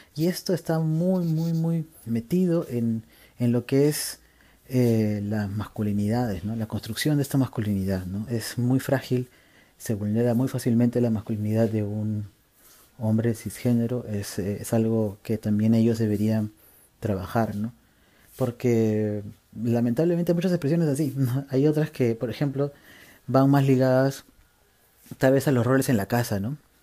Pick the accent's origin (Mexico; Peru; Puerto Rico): Peru; parte de nuestra cultura como peruanos y peruanas y peruanes es nuestra manera de comunicarse